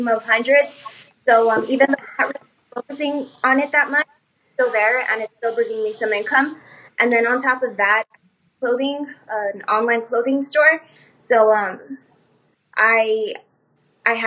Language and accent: English; El Paso, Texas, United States; also born or lived in Los Angeles, California; I was born in California, but I was raised here in Texas, and I've been living here since